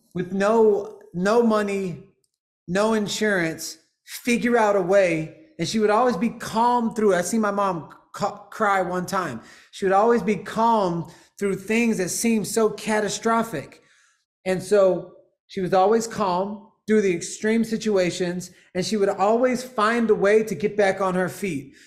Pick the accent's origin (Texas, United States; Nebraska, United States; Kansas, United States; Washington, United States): Texas, United States; Houston; also born or lived in Los Angeles, United States; now in Austin, United States